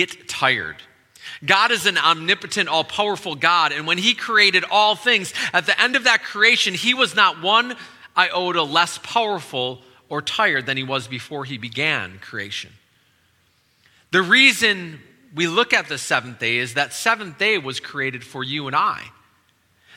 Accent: Wisconsin, United States; now in DC area, United States; I'm originally from Wisconsin

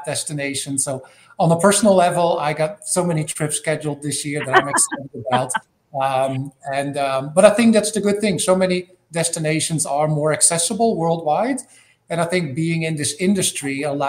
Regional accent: Netherlands; moved away as an adult; now in Atlanta, United States; Netherlands. Born, raised, educated.

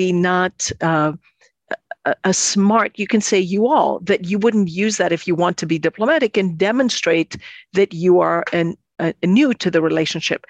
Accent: Athens, Attica, Greece; moved away; I come from Greece, Athens, Greece.

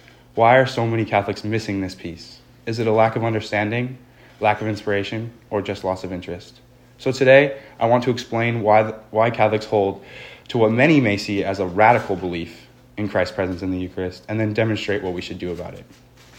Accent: California, United States; I grew up here on the Central Coast, and as many of you know, my parents met at the Newman Center over 30 years ago.

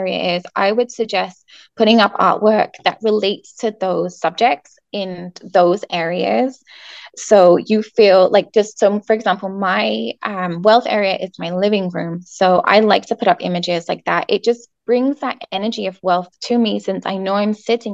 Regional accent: England, United Kingdom; moved away; I'm from England

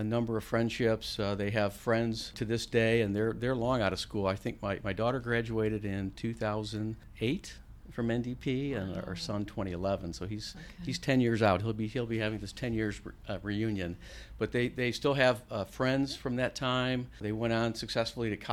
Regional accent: a small suburb south of Chicago, Illinois, United States; moved away as an adult; now in Arizona, United States; I grew up in a small suburb south of Chicago in the 60s and early 70s

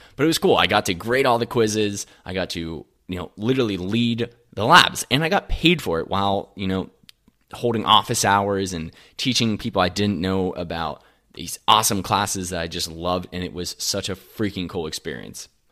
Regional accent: Latrobe, Pennsylvania, United States; also born or lived in Somerset, Pennsylvania; I was born and raised in Western P A, outside of Pennsylvania, a place called La Trobe

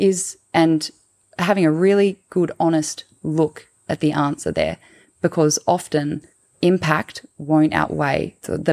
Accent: Tasmania, Australia; growing up in Tasmania, you're surrounded by old growth forests

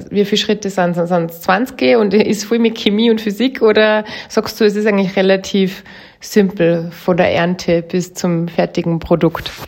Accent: Austria; bei uns in Österreich

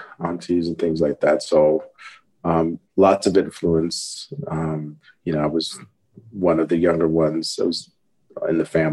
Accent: Ohio, United States; also born or lived in Denver, Colorado; I was born in Ohio, but split my time between early years in Ohio and Colorado. You know, Denver area.

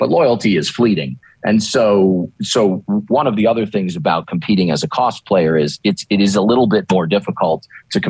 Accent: Northeast, United States; also born or lived in Maine; now in Dallas, United States; I grew up in the Northeast.

